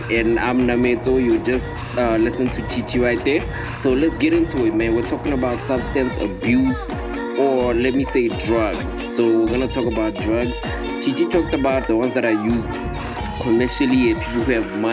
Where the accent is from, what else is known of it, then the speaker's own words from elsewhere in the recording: Nigeria; when I was growing up in Nigeria